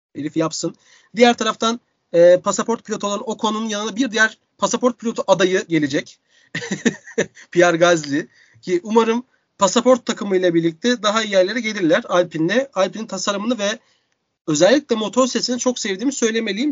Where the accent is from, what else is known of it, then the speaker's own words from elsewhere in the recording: Istanbul, Turkey; İstanbul'a geri döndüm. Büyük bir sevinç, büyük bir kıvançla birlikte memleketime dönmenin